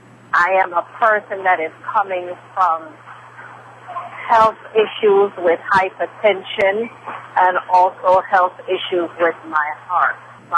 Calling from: New York City, New York, United States; Yes, I am calling you from Queens, New York.

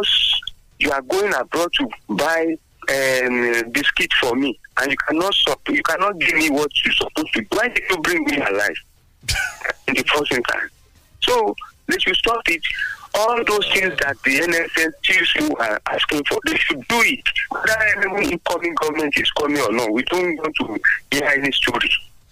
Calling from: Abeokuta, Ogun State, Nigeria; from Abeokuta.

